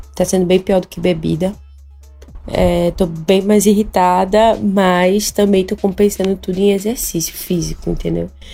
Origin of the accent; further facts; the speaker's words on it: Recife, Pernambuco, Brazil; Sou de Recife